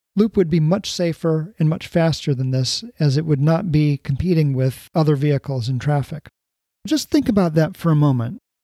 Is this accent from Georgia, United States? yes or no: no; Honolulu, Hawaii, United States; moved away; also born or lived in Columbus, Ohio; my immigrant friends growing up in Honolulu